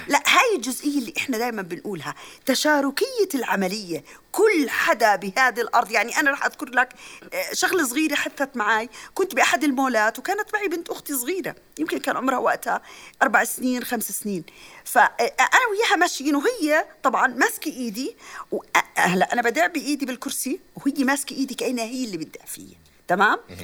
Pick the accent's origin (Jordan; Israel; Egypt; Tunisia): Jordan; عندنا بعمان